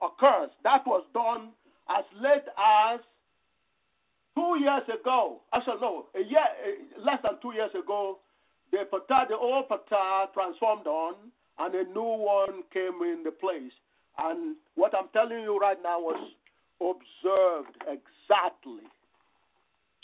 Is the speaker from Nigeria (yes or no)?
yes; Nigeria; now in United States; I grew up in the Gala land, the Gala kingdom of Nigeria.